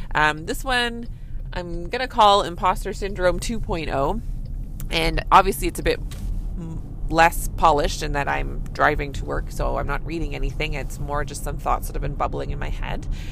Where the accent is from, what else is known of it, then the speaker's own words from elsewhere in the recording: Canada; I'm a Canadian family physician